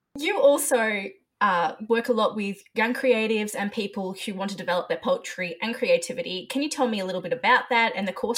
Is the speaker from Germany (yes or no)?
no; Australia; we're both Australian